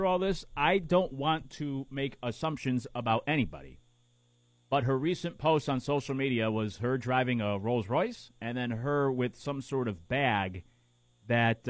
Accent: Connecticut, United States; We grew up in Connecticut

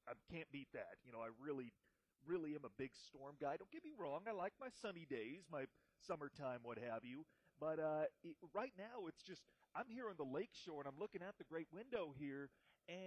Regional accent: Iowa, United States; moved away; I'm from Iowa

